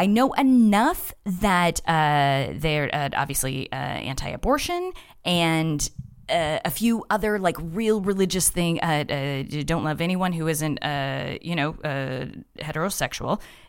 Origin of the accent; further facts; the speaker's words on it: Colorado Springs, Colorado, United States; At Colorado Springs, which is like an hour south of Denver.